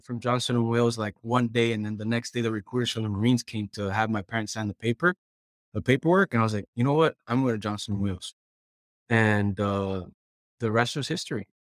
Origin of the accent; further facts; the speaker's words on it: Puerto Rico; moved away as an adult; I'm originally from Puerto Rico